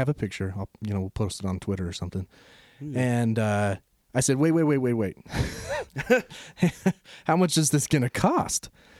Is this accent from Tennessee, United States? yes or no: no; Utah, United States; I'm from Utah.